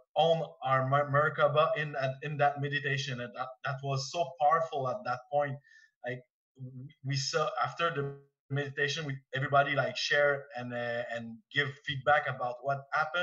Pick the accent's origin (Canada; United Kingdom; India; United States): Canada; Quebec; English is a second language; I'm from Quebec, so my English is not so well